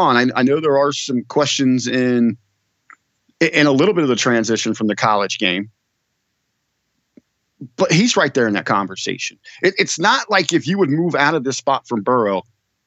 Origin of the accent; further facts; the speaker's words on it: Cincinnati, Ohio, United States; I grew up here in Ohio